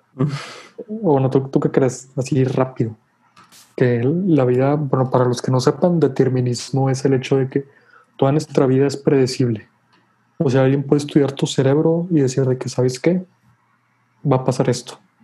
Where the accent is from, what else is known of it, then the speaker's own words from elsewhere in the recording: Mexico; nosotros como mexicanos